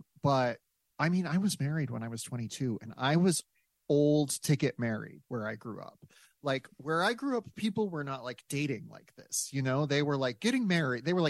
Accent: South Dakota, United States; now in Los Angeles, United States; I grew up in South Dakota.

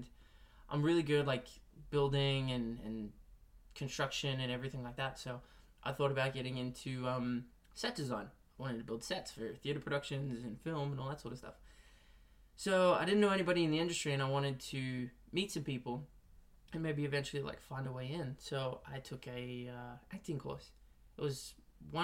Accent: Melbourne, Victoria, Australia; moved away as an adult; now in Los Angeles, United States; I was born and raised in Melbourne and spent all my life there and grew up there

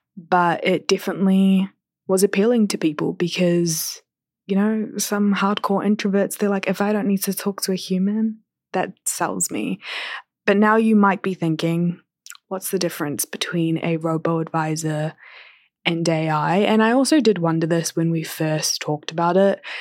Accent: New Zealand; accent: Kiwi; moved away as an adult; now in Toronto, Canada; I've been away from home for over a year and my accent is still, like, Kiwi

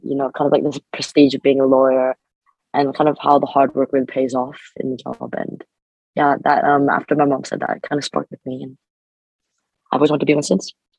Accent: Canada; moved away as an adult; now in Birmingham, United Kingdom; I'm an international student, so I'm from Canada.

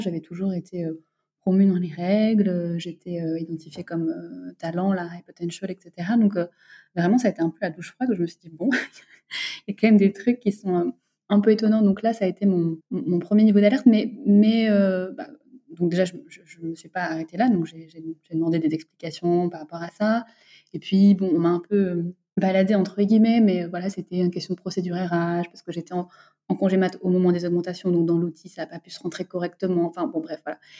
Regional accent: Bordeaux, Nouvelle-Aquitaine, France; moved away as an adult; also born or lived in Lyon / Paris; now in Dakar, Senegal; je viens de Bordeaux. J'ai grandi à Bordeaux.

